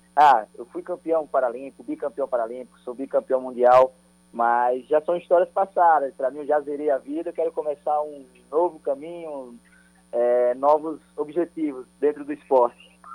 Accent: Paraíba, Brazil; eu que tenho orgulho de dizer que sou nordestino, que sou paraibano

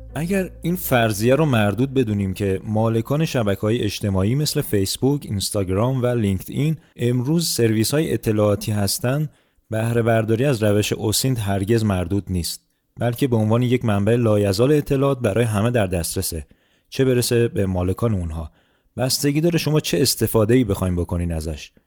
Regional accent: Iran; ما ایرونیا

